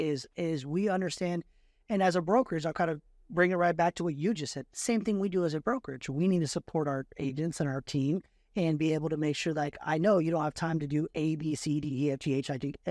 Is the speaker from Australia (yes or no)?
no; Fremont, California, United States; I grew up in Fremont, and Fremont's changed over and over again